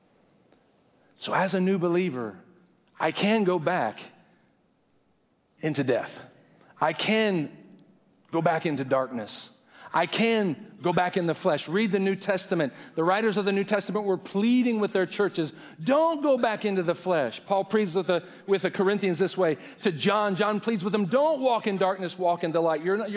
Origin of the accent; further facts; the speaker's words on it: United States; now in Indiana, United States; I hate being an American, I hate living in Indiana